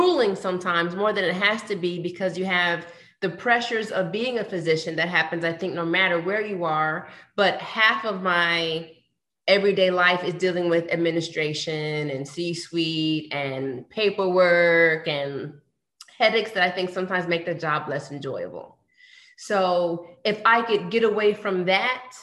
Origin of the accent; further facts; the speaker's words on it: New York, United States; also born or lived in Washington, D.C.; now in Atlanta, United States; I went to the Mecca and I'm in Atlanta and I'm from New York